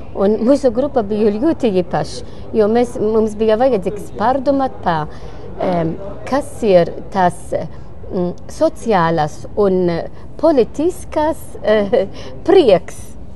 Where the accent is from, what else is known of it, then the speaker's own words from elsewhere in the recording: Malta; Latvian is a second language; now in Latvia; Es esmu no Maltas